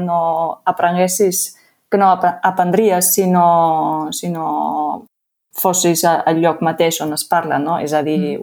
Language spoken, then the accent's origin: Catalan; Austria; first language German; Catalan is a second language; moved away as an adult; now in Lleida, Spain; jo sóc d'Àustria, tinc un accent diferent